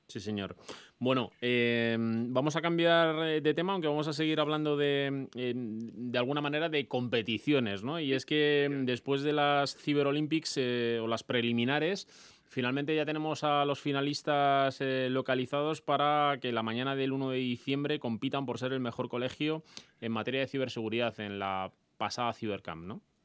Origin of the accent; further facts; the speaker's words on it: Madrid, Community of Madrid, Spain; yo también soy madrileño, soy de la Leti